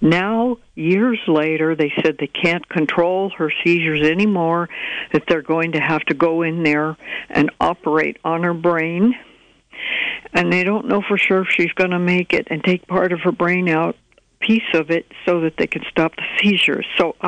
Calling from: Fort Bragg, California, United States; I'm calling from Fort Bragg.

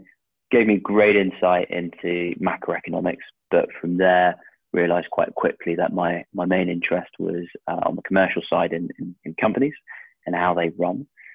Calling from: South West England, United Kingdom; I'm calling you from Devon, slightly overcast, slightly rainy Devon

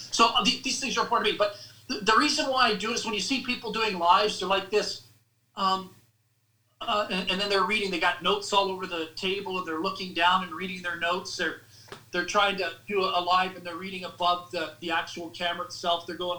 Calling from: Canada; I'm reading, and I'm calling you from Canada

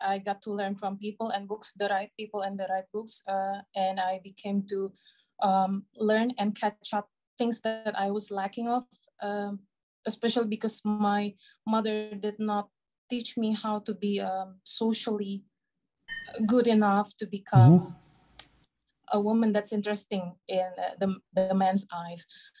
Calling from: Indonesia; I'm calling from Indonesia.

